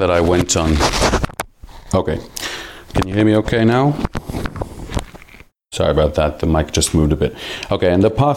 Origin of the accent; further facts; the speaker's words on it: Jerusalem, Jerusalem District, Israel; first language Hebrew and English; moved away as an adult; now in Portugal; I was born in Jerusalem, Israel